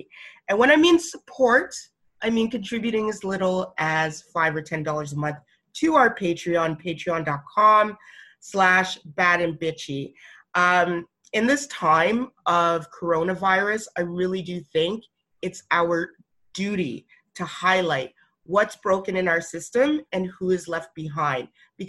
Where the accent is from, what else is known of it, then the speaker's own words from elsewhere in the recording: Alberta, Canada; Yo, I'm from Alberta, so I get it, okay?